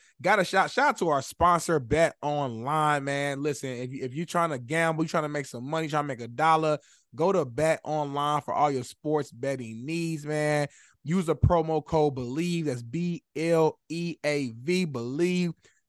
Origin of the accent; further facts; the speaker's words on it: Chicago, Illinois, United States; I'm from Chicago, you feel me?